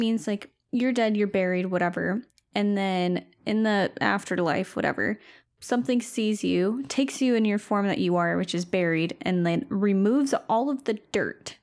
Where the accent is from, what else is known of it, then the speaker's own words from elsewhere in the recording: outside of Flint, Michigan, United States; Growing up outside of Flint